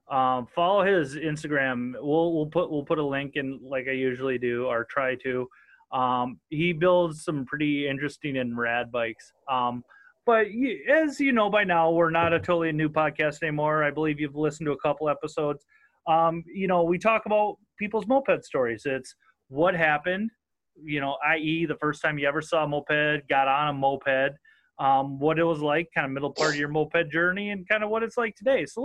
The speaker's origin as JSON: {"language": "English", "region": "Southern Minnesota", "country": "United States", "accent": "northern", "said": "I'm freaking as redneck as they come, and I'm from Southern Minnesota."}